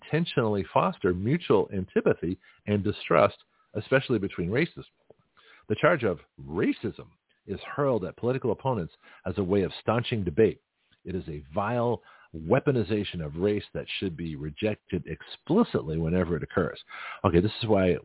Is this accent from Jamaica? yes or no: no; Canada; now in United States; I'm Canadian by birth, but I'm an American citizen